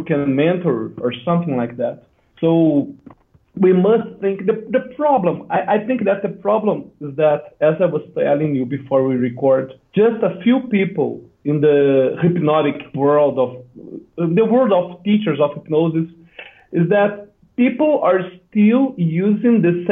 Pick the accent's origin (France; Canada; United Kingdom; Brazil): Brazil; I'm from Brazil